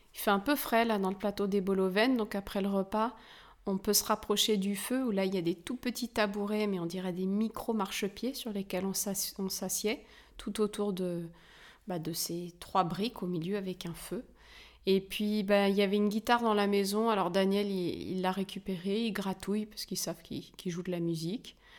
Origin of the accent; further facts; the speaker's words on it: France; chez nous en France